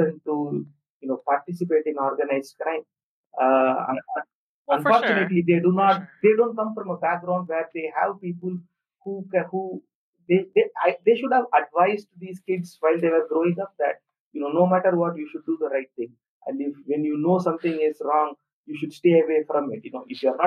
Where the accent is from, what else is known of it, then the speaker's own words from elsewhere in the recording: India; I am emailing from India and I'm Indian myself